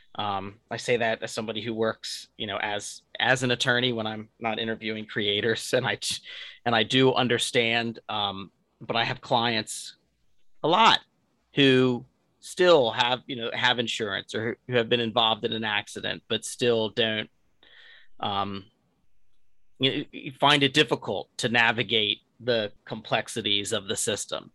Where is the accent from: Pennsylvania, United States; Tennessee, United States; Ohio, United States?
Pennsylvania, United States; Delaware County, just south of Philadelphia; also born or lived in North Wilmington, Delaware; now in Wilmington, United States; I grew up in Delaware County, uh, just south of Philadelphia, and now I'm right over the border